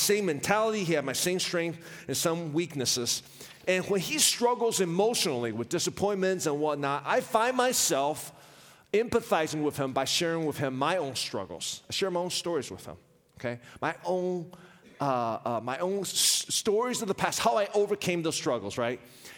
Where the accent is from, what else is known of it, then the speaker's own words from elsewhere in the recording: Richmond, Virginia, United States; I was raised in Richmond, Virginia